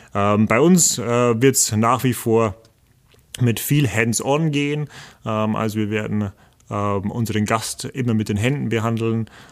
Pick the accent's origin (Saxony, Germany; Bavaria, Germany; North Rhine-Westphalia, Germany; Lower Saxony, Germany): Bavaria, Germany; the region around the Bayerwaldhof; ich komme aus der Region hier, ich weiß, und ich kenne den Bayerwaldhof schon äh, seit meiner kleinen Kindheit